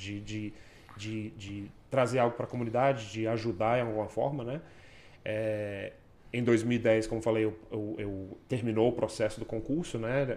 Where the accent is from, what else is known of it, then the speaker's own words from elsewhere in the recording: Brasília, Federal District, Brazil; moved away as an adult; also born or lived in Brisbane, Australia; now in Canada; eu sou de Brasília, trabalhei na PMDF durante nove anos